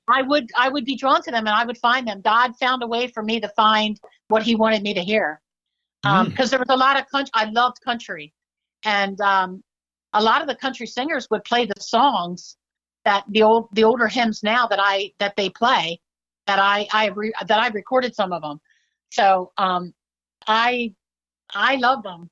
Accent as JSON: {"language": "English", "town": "Downingtown", "region": "Pennsylvania", "country": "United States", "tie": "born or raised there", "said": "my hometown, Downingtown, Pennsylvania"}